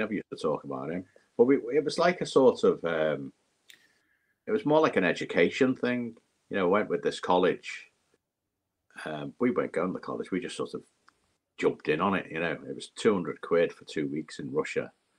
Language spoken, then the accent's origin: English; Liverpool, North West England, United Kingdom; My mum was still in Liverpool. I think she got moved to. I think she might have got evacuated at one point, But it was, Liverpool was a docks.